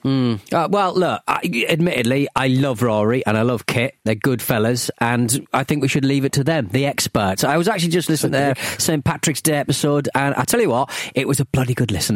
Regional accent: Hartlepool, North East England, United Kingdom; my hometown of Hartlepool

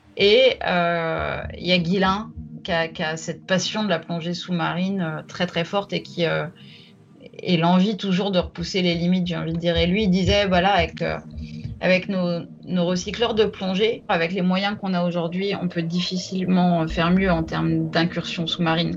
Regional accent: Troyes, Grand Est, France; moved away; also born or lived in Paris; je suis née à Paris et j'ai grandi en Champagne à Troyes

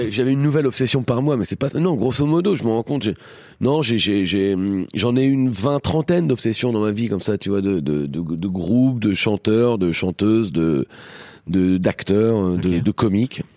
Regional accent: Beaumont-en-Véron, Centre-Val de Loire, France; moved away; also born or lived in Normandy / Paris; j'ai grandi à eux à Beaumont-Véron

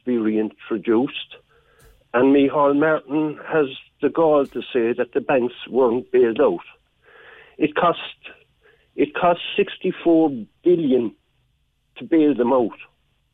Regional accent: Ireland; now in Cobh, Ireland; I live in Cove now 22 years, but I grew up in Ballyvihan

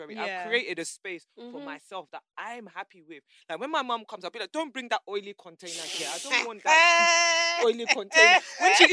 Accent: Nigeria; I love being Nigerian

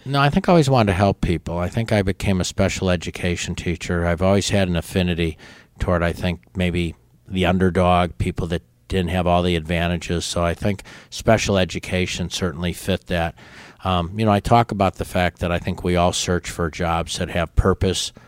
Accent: La Grange, Illinois, United States; moved away as an adult; also born or lived in Berwyn, Illinois / Brookfield, Illinois; now in Pensacola, United States; when I was in fifth grade, my family moved right next door to a place called LaGrange, Illinois. So until I went to college, I stayed there

